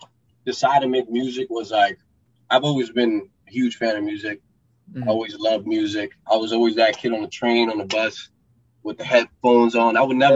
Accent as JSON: {"language": "English", "town": "New York City", "region": "New York", "country": "United States", "tie": "born or raised there", "also_born_or_lived": "Florida", "moved": "yes", "said": "when I grew up in New York City, Queens, New York."}